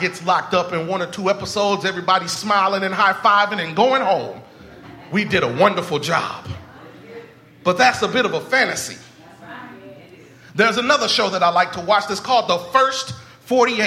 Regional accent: Indianapolis, Indiana, United States; the church that I grew up in Light of the World Christian Church in Indianapolis, Indiana

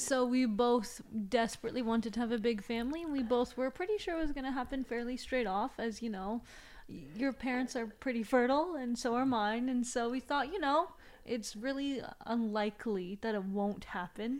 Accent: China; moved away; I was raised in China.

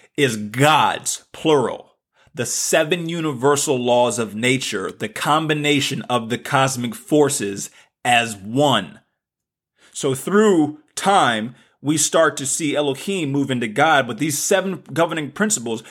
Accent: the South, United States; accent: southern; my southern accent

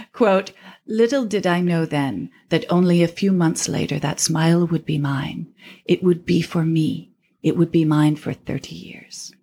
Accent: New York City, New York, United States; also born or lived in Austin, Texas; I grew up in Austin, Texas until I moved to New York when I was seven

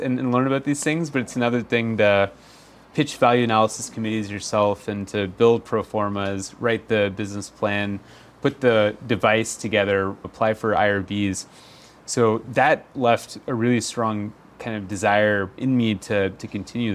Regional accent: Texas, United States; moved away; I grew up in Texas, began college at Rice pre-med

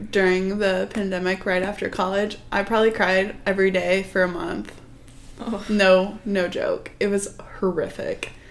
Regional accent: Iowa, United States; I'm from Iowa.

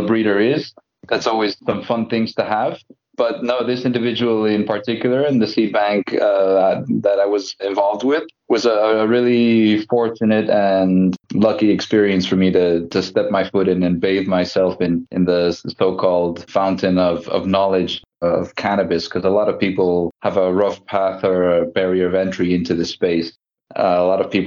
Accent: Mexico; also born or lived in United States; now in Spain; I'm originally from Mexico. I lived in the United States for some time, and then I came out to Spain about

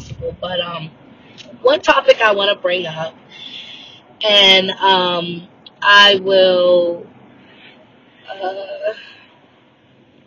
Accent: United States; I am Black American

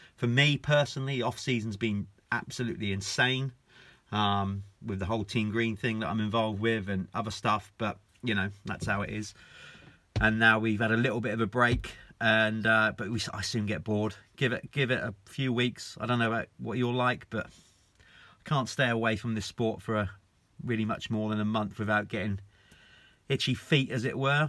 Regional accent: United Kingdom; us Brits

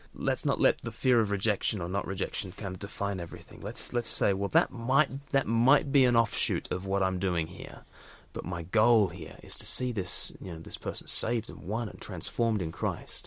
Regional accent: Australia; now in United Kingdom; as an Australian living in the U K

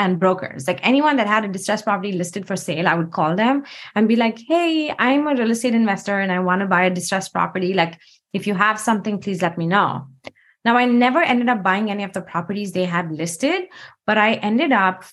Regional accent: India; moved away as an adult; now in Seattle, United States; I grew up in India

